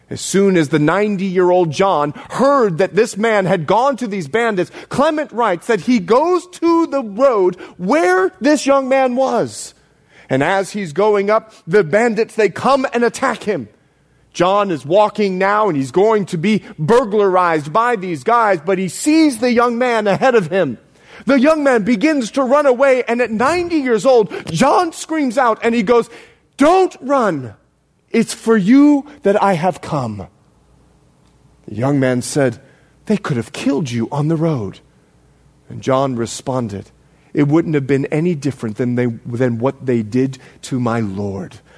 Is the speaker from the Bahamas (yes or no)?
yes; Bahamas; now in United States; I'm more Bahamian than I am American. I put this accent on for you people. now, listen. when I moved over from the Bahamas, I couldn't say dis, dat, and the other.